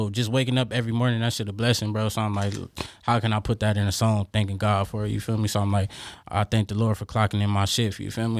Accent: Los Angeles, California, United States; I'm from Los Angeles, California.

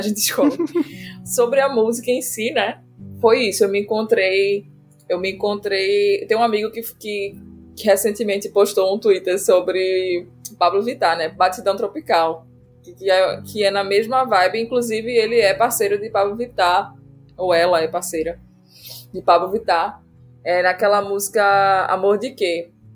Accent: Recife, Pernambuco, Brazil; Eu sou de Recife

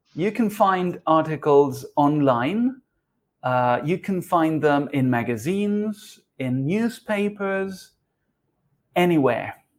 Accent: Uruguay; now in Argentina; I am originally from Uruguay, but I live in Argentina.

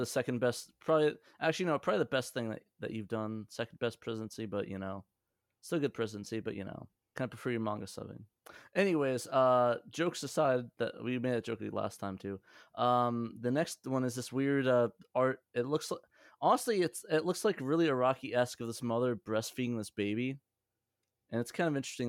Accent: Middletown, New Jersey, United States; also born or lived in Union Beach, New Jersey; I grew up in Middletown.

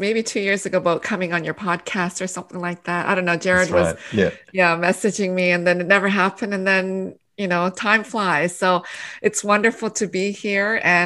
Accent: Canada; English is a second language; moved away as an adult; also born or lived in Korea; now in United States; I was born in Korea, and then our family immigrated to Canada in 1975. And then, so I actually did my kindergarten all the way up to my PhD in Canada

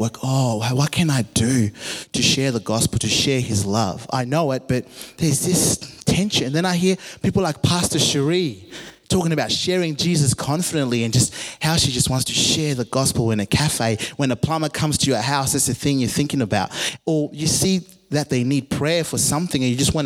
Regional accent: Zimbabwe; I grew up in Zimbabwe, a Christian nation

